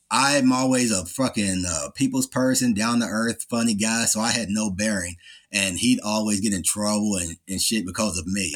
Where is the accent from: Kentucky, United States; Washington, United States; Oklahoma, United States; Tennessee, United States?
Kentucky, United States; Louisville; I grew up in Louisville, Kentucky